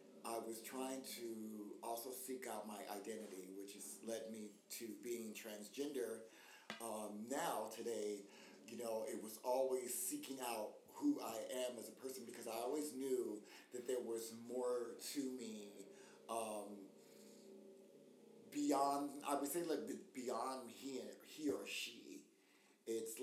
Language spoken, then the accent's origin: English; United States; moved away as an adult; also born or lived in South Africa / London / New York City; being black American